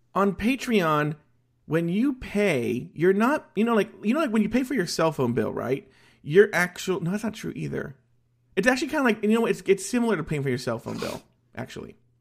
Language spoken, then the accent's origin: English; United States; I am American, American.